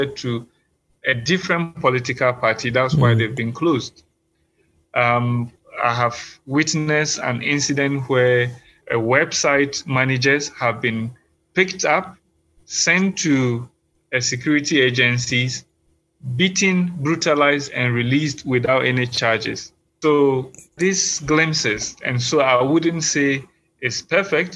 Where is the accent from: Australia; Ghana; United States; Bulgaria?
Ghana; As a Ghanaian